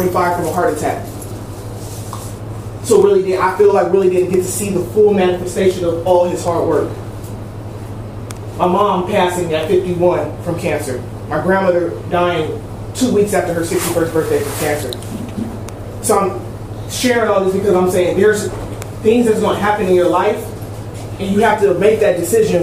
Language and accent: English; Long Beach, California, United States; I'm right here from Long Beach. I'm not far from your neighborhood. And I came from an area where I've seen young ladies get raped in the alley from my bedroom window